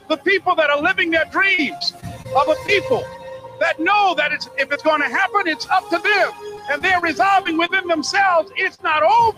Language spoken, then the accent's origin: English; Miami, Florida, United States; born there; I was born in Miami, Florida, in an area called Liberty City, in an abandoned building on a hard linoleum floor with my twin brother.